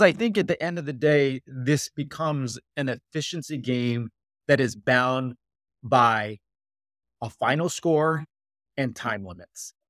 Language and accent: English; Arizona, United States; I grew up in Arizona